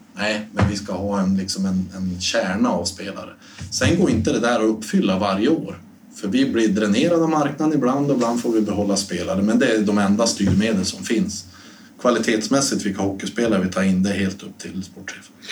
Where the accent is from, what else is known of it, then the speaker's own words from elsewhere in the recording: Storuman, Västerbotten County, Sweden; moved away; hemma i Storuman